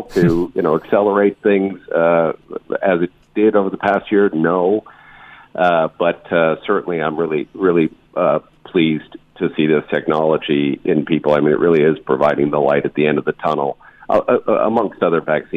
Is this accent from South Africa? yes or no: no; Canada; now in United States; I am Canadian